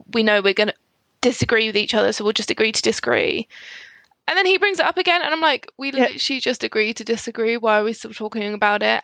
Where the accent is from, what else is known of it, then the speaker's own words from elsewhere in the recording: Scotland, United Kingdom; especially being Scottish